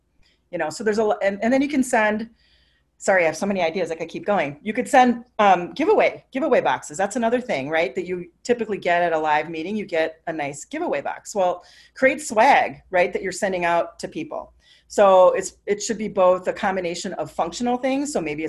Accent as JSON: {"language": "English", "town": "Minneapolis", "region": "Minnesota", "country": "United States", "said": "You know, I'm from Minneapolis."}